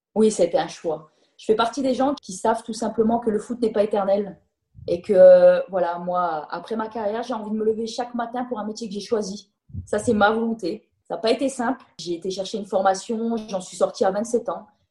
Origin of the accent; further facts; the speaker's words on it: Nord, Hauts-de-France, France; moved away as an adult; now in Milan, Italy; je suis nordiste